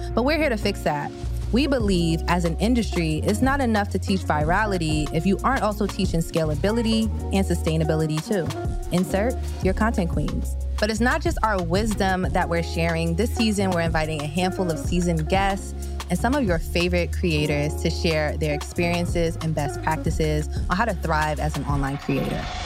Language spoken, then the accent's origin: English; New York, United States; I'm from New York. When I was in high school, I definitely was on Canal Street